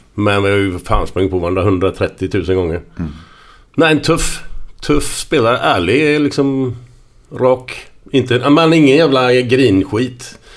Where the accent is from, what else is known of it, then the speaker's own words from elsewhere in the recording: Gothenburg, Västra Götaland, Sweden; utanför på Hisingen där, där vi växte upp